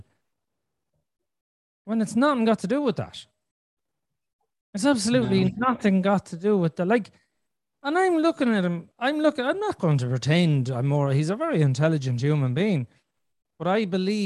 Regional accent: Ireland; I'm Irish because I was born in Ireland

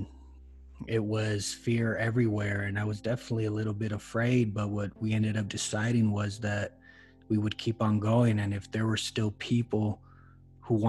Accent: Los Angeles, California, United States; now in Denver, United States; I'm originally born and raised in Los Angeles, California. I currently live in Denver, Colorado.

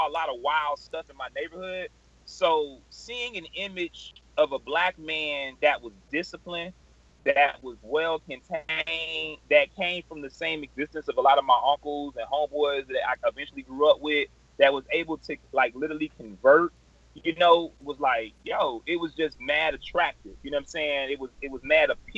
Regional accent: Miami, Florida, United States; how I grew up in South Dade

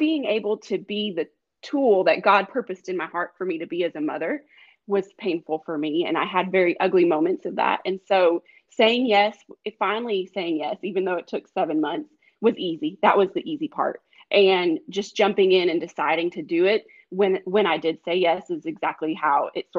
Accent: the West, United States; And a lot of them were mailed out because I'm not from Georgia. I'm from all over out west.

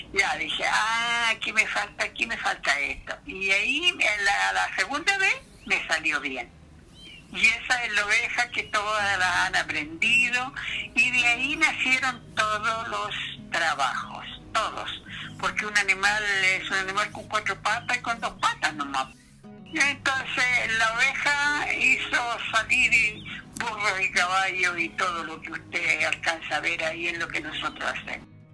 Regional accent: Ninhue, Ñuble, Chile; yo soy la otra de Ningüe.

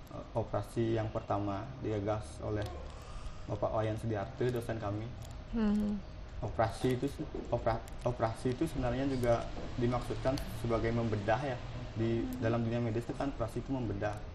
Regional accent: Wangaya Gede, Bali, Indonesia; Tapi yang aku tahu cuma di di di Wangayu Gede ya sih di desaku.

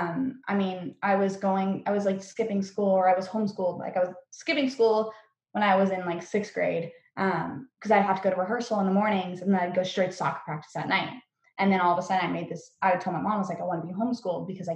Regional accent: Norco, California, United States; I come from Norco, which is like Horsetown, USA

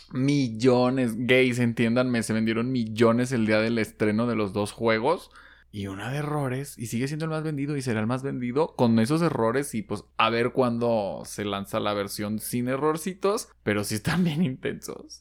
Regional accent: Mexico

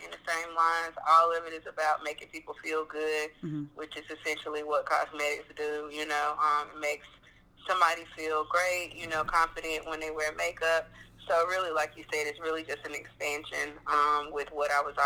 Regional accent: North Carolina, United States; I'm from North Carolina, and I'm actually a farmer here

